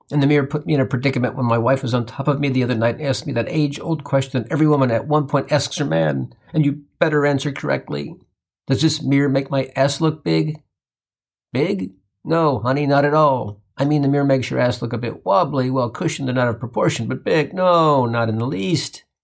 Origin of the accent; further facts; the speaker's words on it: Midwest, United States; I grew up in the Midwest and lived on a farm.